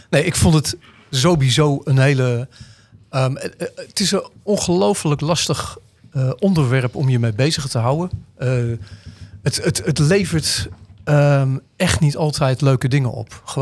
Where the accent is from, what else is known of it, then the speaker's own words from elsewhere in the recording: Deventer, Overijssel, Netherlands; Wij komen uit Deventer, daar, daar, zijn niet heel veel gekleurde mensen. We hebben een grote Turks en Koerdisch gemeenschap, waar we veel meer mee hebben.